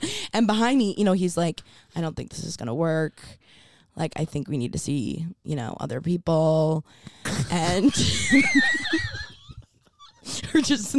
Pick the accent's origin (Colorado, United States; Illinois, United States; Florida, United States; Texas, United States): Florida, United States; Miami; growing up in Miami, had a boat.